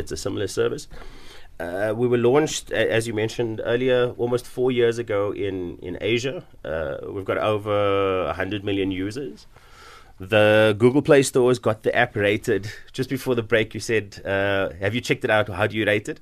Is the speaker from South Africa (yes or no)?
yes; Cape Town, Western Cape, South Africa; also born or lived in Bonteheuwel, Cape Town; I grew up in Mitchells Plain